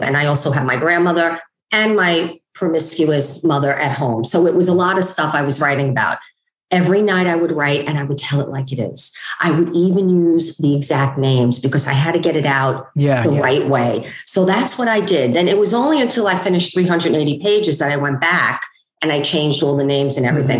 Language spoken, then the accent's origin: English; New York City, New York, United States; a young woman growing up in Bensonhurst, Brooklyn